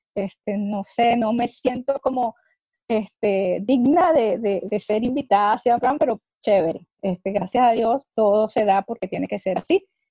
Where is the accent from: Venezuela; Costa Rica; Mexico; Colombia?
Venezuela; soy venezolana